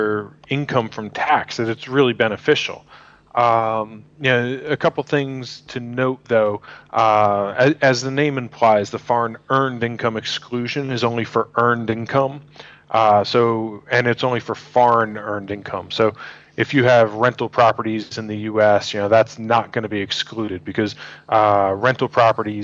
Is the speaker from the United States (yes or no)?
yes; New York, United States; moved away; I'm from New York originally.